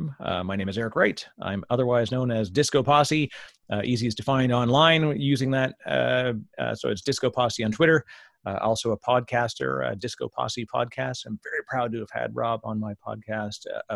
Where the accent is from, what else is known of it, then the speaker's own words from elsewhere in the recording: Canada; I'm Canadian, so I say it weird